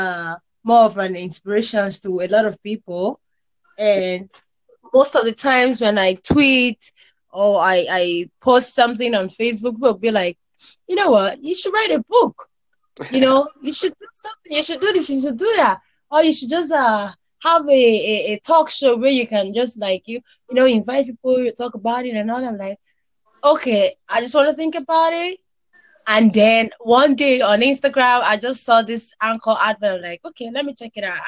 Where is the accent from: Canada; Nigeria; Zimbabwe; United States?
Nigeria; I'm from Nigeria.